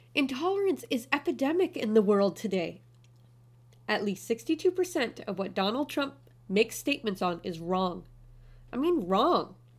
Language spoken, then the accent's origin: English; Canada; moved away as an adult; also born or lived in China; now in Kuwait; I'm Canadian. I'm half German. I was raised in a small town, community location on a large but slow-paced island.